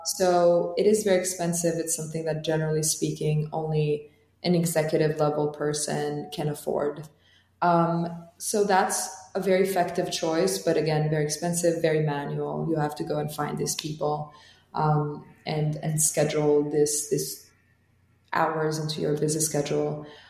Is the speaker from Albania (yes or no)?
yes; Tirana, Tirana County, Albania; English is a second language; moved away as an adult; now in United States; So I grew up in Tirana, which is the capital of Albania.